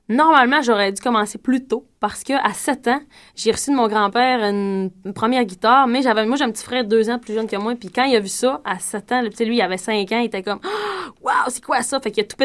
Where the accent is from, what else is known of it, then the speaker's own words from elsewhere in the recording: Dolbeau-Mistassini, Quebec, Canada; now in Montreal, Canada; Ben moi je viens de Dolbeau-Mistassini